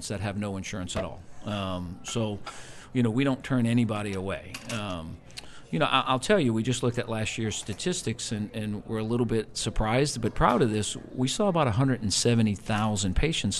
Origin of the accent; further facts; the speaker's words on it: New Orleans, Louisiana, United States; also born or lived in Houston; both born and raised, my partner and I, born and raised in New Orleans